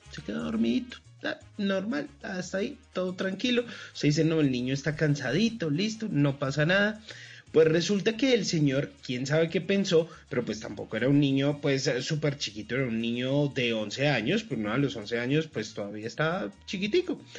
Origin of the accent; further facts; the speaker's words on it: Colombia; nos sintamos en la tierrita, sentir esa barrequera y lo que somos los colombianos.